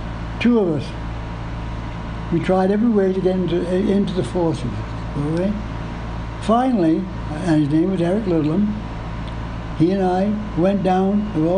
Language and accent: English; Canada; also born or lived in England; I'm Canadian